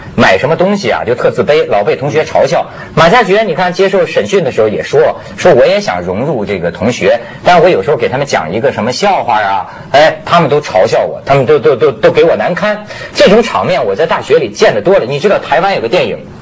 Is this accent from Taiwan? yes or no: no; China; 我们中国人喜欢说一些大话